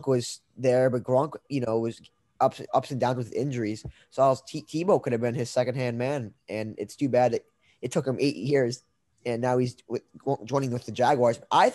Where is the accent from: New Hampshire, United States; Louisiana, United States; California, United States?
New Hampshire, United States; moved away as an adult; also born or lived in Indianapolis; I am originally from New Hampshire